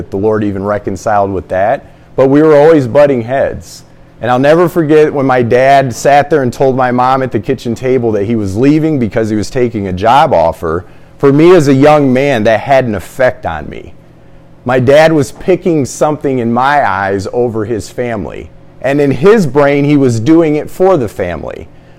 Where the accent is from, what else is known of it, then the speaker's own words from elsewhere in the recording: Fort Wayne, Indiana, United States; born in Indianapolis, raised in Fort Wayne, Indiana